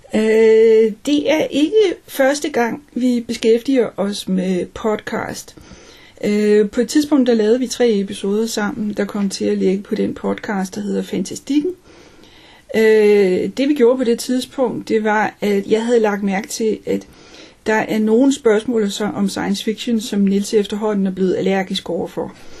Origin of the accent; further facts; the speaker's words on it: Denmark; der er vi begge to danskere